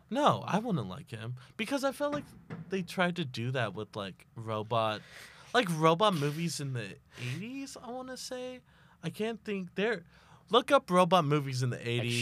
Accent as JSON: {"language": "English", "region": "Texas", "country": "United States", "said": "I'm from Texas"}